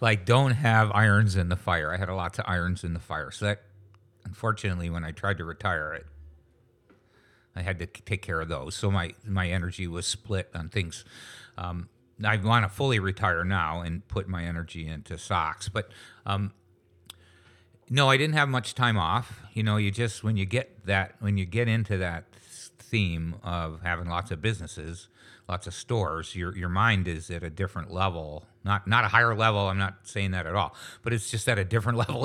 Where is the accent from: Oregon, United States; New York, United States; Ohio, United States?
New York, United States; Niagara Falls; moved away as an adult; also born or lived in Lewiston, New York / Fonthill, Ontario; now in St. Catharines, Canada; I grew up in Niagara Falls, New York.